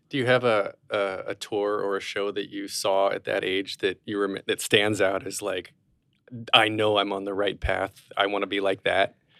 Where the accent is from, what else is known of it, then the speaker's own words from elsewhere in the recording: Wilkesboro, North Carolina, United States; I grew up in Wilkesboro, North